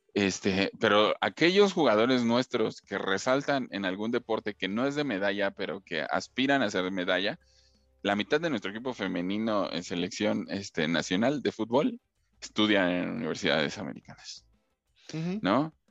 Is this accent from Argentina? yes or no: no; Mexico